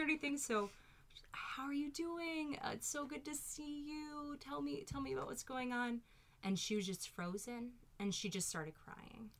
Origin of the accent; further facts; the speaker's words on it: Louisville, Kentucky, United States; accent: Southern; moved away; also born or lived in New York; grow up in Louisville, so a fairly large city, but I think moving from Kentucky to New York